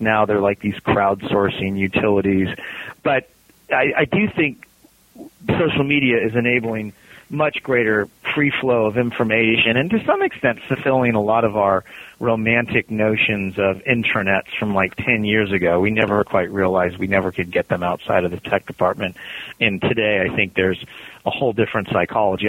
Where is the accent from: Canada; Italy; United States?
United States; California; now in Cincinnati, United States; I'm from California